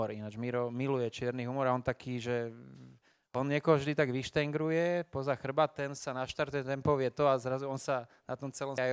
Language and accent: Slovak; Slovakia; však my sme Slováci